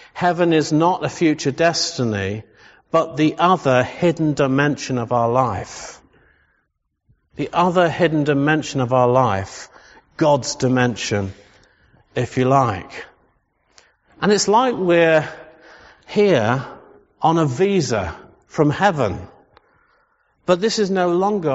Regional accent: England, United Kingdom; We're English.

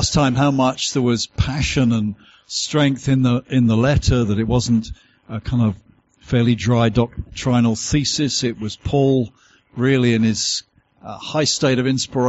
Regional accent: United Kingdom; accent: southern; my southern accent as I've travelled this far north

